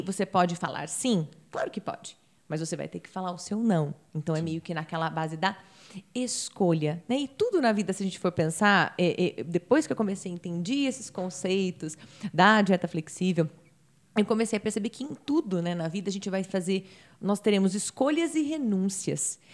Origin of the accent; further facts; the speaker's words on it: Campinas, São Paulo, Brazil; moved away as an adult; now in United States; eu nasci em Campinas e tenho 38 anos